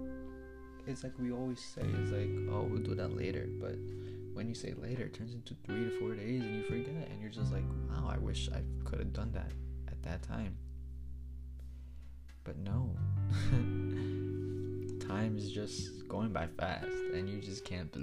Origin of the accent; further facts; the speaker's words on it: New York, United States; I'm from New York